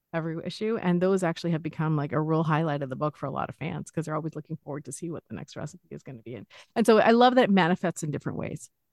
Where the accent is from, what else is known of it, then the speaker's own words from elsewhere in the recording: Los Angeles, California, United States; I'm from Los Angeles